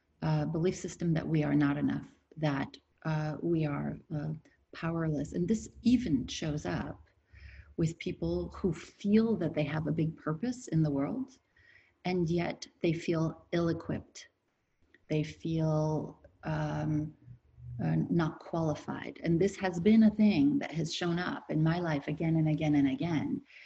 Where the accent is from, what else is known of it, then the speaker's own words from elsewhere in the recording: France; born there; I'm from a two nationality family. My father is French and my mother was American. And whenever I was born in France. Whenever I was in France, I was the American girl.